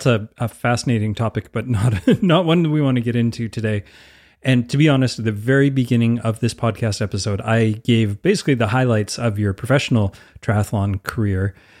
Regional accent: Canada; as a Canadian, I'm always like, I don't know, is that just mean you ate a lot of hot dogs?

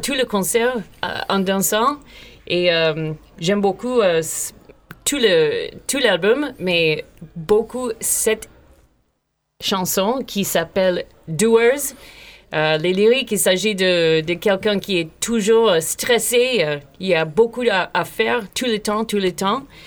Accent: United States; French is a second language; moved away; je suis américaine

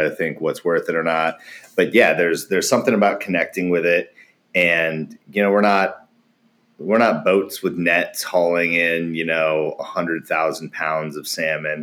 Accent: Alaska, United States; moved away; also born or lived in Wasilla, Alaska / Portland, Oregon; growing up in Alaska

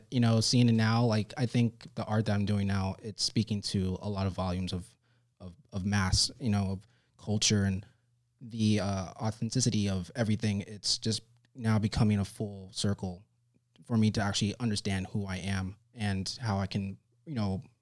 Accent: New York City, New York, United States; So, I'm actually from New York City. I was born uh, May 31st, 1987, in Lennox Hospital.

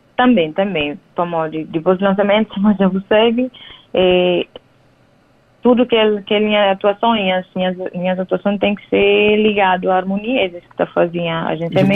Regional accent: São Tomé & Príncipe; moved away as an adult; now in Cape Verde; nasci e cria na São Tomé

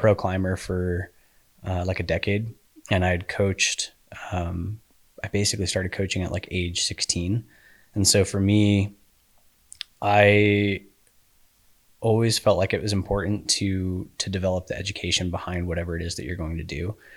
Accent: Colorado Springs, Colorado, United States; now in Utah, United States; I grew up in Colorado Springs

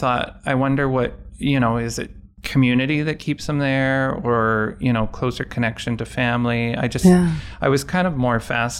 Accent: Winnipeg, Manitoba, Canada; born there; now in Calgary, Canada; I was born in Winnipeg, but I've lived most of my adult life in Calgary

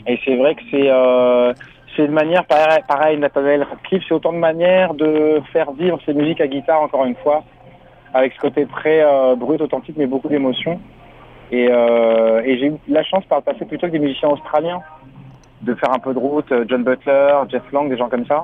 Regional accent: France; first language French; also born or lived in Senegal; je suis né au Sénégal, mais j'ai jamais vécu. Je suis arrivé en France à l'âge de à l'âge de deux ans

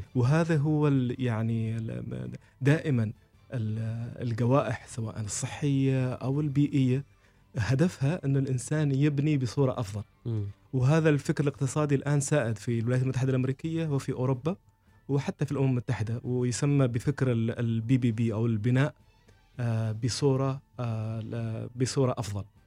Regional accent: Oman; القيم اللي نحن نحملها كعمانيين

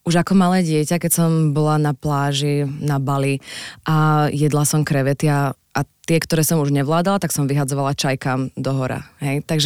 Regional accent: Stavanger, Rogaland, Norway; born there; also born or lived in Oslo; Ale no, narodila som sa v Stavangeri, ale áno

